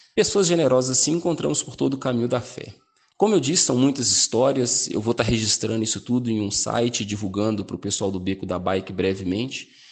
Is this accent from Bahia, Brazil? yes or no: no; São Paulo, Brazil; tenho 34 anos, sou aqui de São Paulo